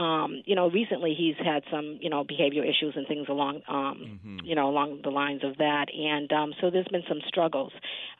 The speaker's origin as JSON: {"language": "English", "town": "Boston", "region": "Massachusetts", "country": "United States", "accent": "Boston", "said": "I'm from Boston."}